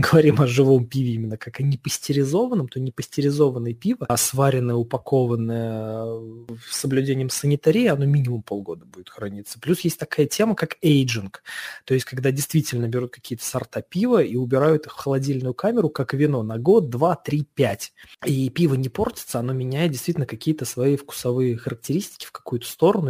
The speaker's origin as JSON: {"language": "Russian", "town": "Saratov", "region": "Saratov Oblast", "country": "Russia", "tie": "born or raised there", "moved": "yes", "said": "в моем родном городе, э, а в, Саратов, в Саратове"}